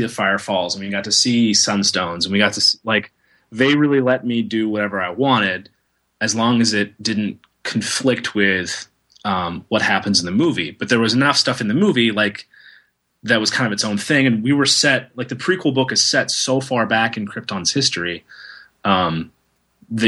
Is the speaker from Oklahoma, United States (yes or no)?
yes; Tulsa, Oklahoma, United States; moved away; it's like an anime manga comics show in my hometown of Tulsa, Oklahoma